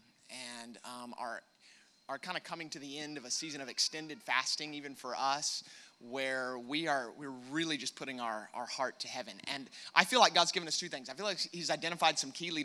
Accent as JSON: {"language": "English", "country": "United States", "accent": "American", "said": "my American accent"}